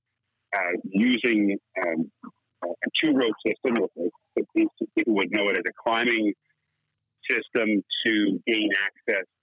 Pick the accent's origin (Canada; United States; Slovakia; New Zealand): Canada; Bridgenorth, Ontario; moved away; also born or lived in Peterborough, Ontario; So I was born in Peterborough and really grew up in Bridge North, which is an even smaller, it's actually a little village outside of the city. But I went to high school in Peterborough